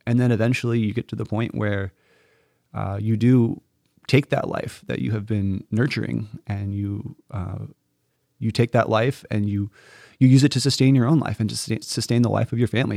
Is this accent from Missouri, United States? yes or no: yes; the Ozarks, Missouri, United States; moved away as an adult; also born or lived in Notre Dame, Indiana; now in Stamford, United States; I'm originally from Missouri. So I'm the oldest of four siblings. I have, uh, two younger sisters and a younger brother. And I grew up on a, um, on a beef cattle farm in mid-Missouri in the Ozarks.